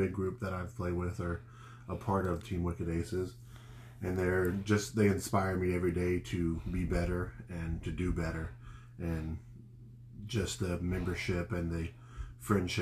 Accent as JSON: {"language": "English", "town": "Kyle", "region": "Texas", "country": "United States", "tie": "born or raised there", "moved": "yes", "lives_now": "Savannah, United States", "said": "I'm from the country. I grew up on a 10-acre farm. Where are you from? Kyle, Texas."}